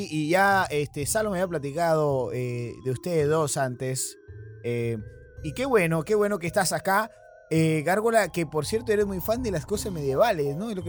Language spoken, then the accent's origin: Spanish; Argentina; accent: Argentine; cuando yo era pequeño, se vinieron a venir acá a vivir acá y por eso que es que yo tengo el acento de allá, pero en realidad es que no conozco Argentina